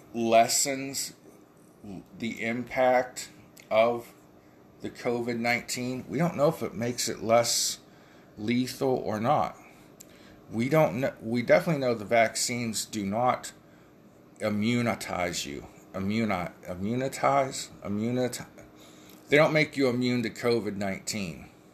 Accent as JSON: {"language": "English", "country": "United States", "said": "We are the American people."}